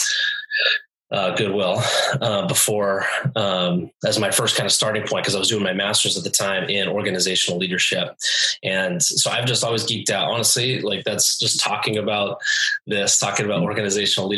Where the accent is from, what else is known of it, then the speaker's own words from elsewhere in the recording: California, United States; moved away as an adult; also born or lived in New Mexico; now in Washington, United States; I was born and raised in California